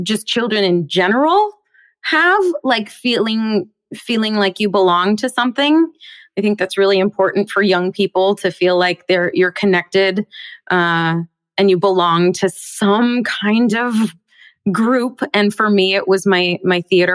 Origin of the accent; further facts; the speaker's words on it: Bellevue, Washington, United States; just outside of Seattle in Bellevue, Washington